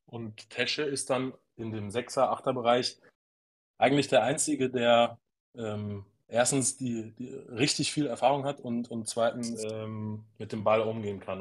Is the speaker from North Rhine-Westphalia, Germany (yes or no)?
no; Osnabrück district, Lower Saxony, Germany; now in Munich, Germany; gebürtiger Schilderhauser